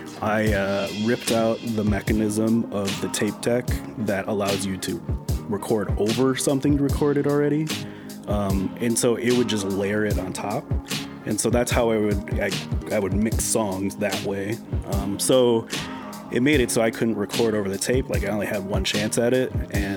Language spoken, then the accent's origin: English; Randolph, Minnesota, United States; I was born in Minneapolis, but I think I was in first grade when we moved away from Minneapolis and we moved to a small town called Randolph, Minnesota.